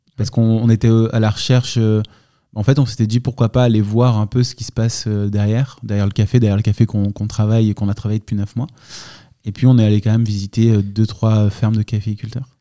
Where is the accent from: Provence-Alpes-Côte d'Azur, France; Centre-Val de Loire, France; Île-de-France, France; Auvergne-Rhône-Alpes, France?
Provence-Alpes-Côte d'Azur, France; Lançon-Provence; also born or lived in Marseille; C'était une enfance assez, assez cool en Provence, dans un petit village